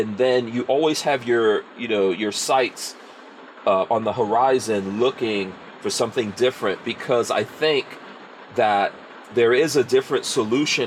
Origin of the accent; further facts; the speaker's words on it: New York City, New York, United States; my time of growing up in New York City in hip hop